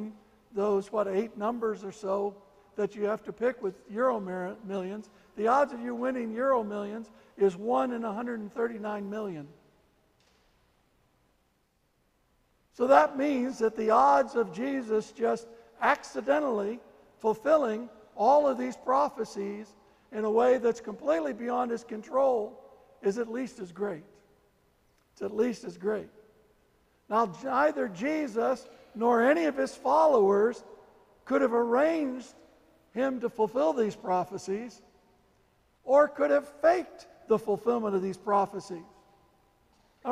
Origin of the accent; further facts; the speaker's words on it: St. Louis, Missouri, United States; I was born in St. Louis